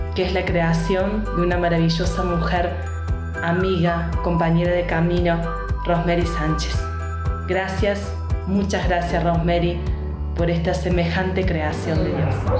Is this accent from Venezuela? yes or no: no; Argentina; de Argentina